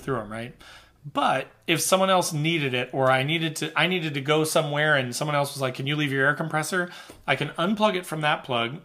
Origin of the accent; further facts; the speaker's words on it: Midwest, United States; I'm from the Midwest